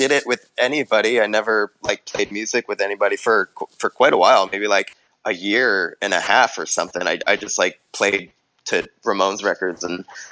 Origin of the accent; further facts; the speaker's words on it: New Jersey, United States; I'm from New Jersey